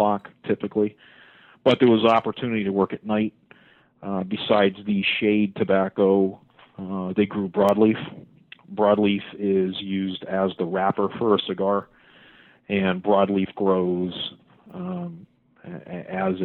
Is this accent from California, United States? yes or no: no; Windsor Locks, Connecticut, United States; I grew up in Windsor Locks, the next town over